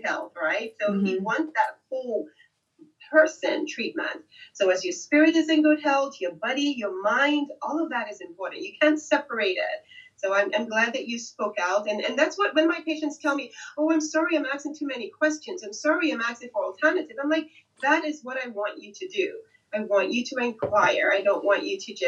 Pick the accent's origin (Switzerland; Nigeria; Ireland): Nigeria; moved away; I'm originally from Nigeria